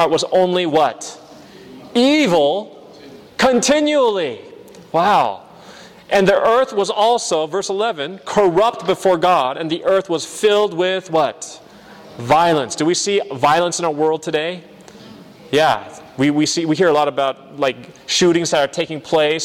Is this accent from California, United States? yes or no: yes; San Bernardino, California, United States; moved away as an adult; now in Michigan, United States; I'm from San Bernardino, Riverside area, and my parents still live there, along with my family.